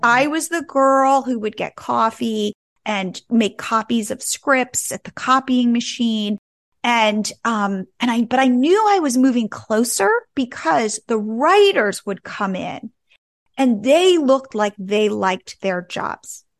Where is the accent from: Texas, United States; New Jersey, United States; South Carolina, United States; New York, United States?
New Jersey, United States; moved away as an adult; also born or lived in California; I grew up in New Jersey, and I went out to California, to Stanford, to go to college